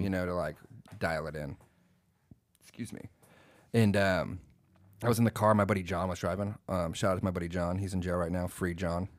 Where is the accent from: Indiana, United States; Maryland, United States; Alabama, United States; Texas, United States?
Texas, United States; moved away as an adult; also born or lived in Austin / San Antonio; now in Washington, United States; live in Washington now, I'm like, no, I'm from Texas